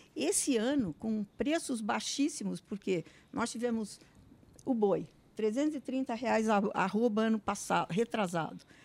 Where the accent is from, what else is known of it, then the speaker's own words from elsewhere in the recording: Brazil; eu, como brasileira, e como senadora da República